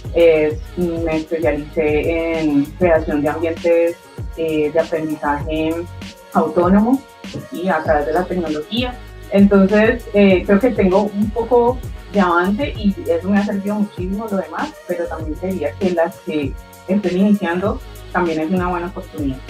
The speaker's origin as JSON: {"language": "Spanish", "country": "Colombia", "said": "soy eh, colombiana, estoy en Cali, Colombia"}